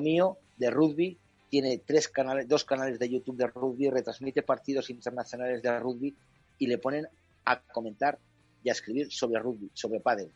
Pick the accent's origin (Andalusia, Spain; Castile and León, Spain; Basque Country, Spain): Castile and León, Spain; Valladolid; como vallisoletano